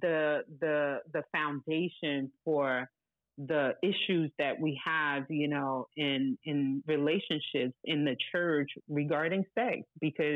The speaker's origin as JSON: {"language": "English", "region": "New Jersey", "country": "United States", "tie": "born or raised there", "also_born_or_lived": "Haiti", "said": "hailing from Haiti, grew up in New Jersey"}